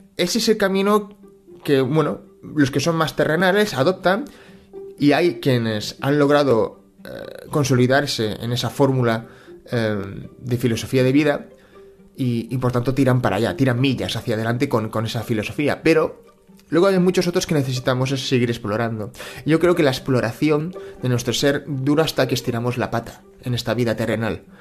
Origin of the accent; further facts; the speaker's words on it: Barcelona, Catalonia, Spain; yo he nacido en Cataluña, he nacido en Barcelona, yo me siento catalán y español